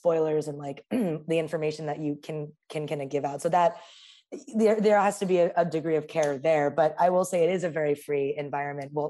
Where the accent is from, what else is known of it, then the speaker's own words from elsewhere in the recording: New York City, New York, United States; moved away as an adult; now in Los Angeles, United States; what life is like growing up in Queens